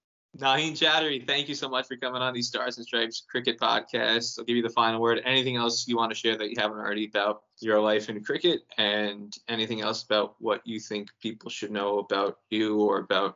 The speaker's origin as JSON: {"language": "English", "region": "New Jersey", "country": "United States", "tie": "born or raised there", "said": "growing up in New Jersey"}